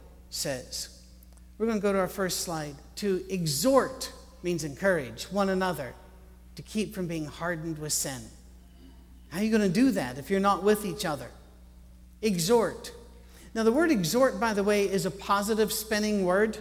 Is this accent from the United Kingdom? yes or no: yes; Scotland, United Kingdom; I'm Scottish